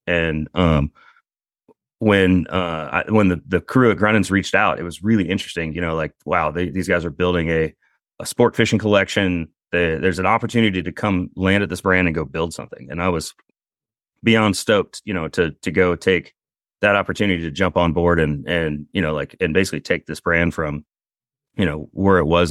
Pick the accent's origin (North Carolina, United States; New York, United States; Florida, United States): North Carolina, United States; Eastern Carolina; I grew up in Eastern Carolina